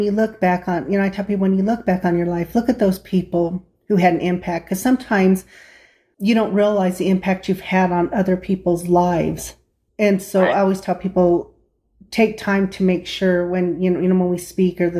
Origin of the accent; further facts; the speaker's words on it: Del Norte, Colorado, United States; the small town we're from is from Del Norte, Colorado, and I have a fondness for it.